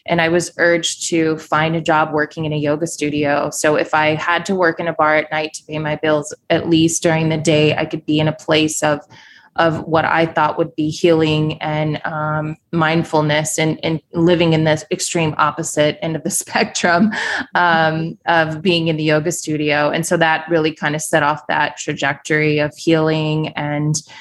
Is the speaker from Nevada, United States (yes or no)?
no; Kansas City, Missouri, United States; moved away as an adult; also born or lived in New York City; left my hometown of Kansas City, Missouri, moved to New York City with my then husband. This was 15 years ago